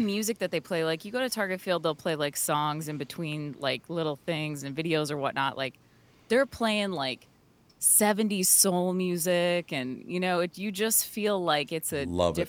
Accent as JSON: {"language": "English", "town": "Burnsville", "region": "Minnesota", "country": "United States", "tie": "born or raised there", "said": "In Burnsville."}